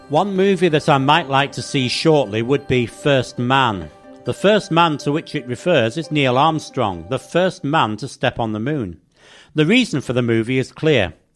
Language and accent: English; England, United Kingdom; growing up in England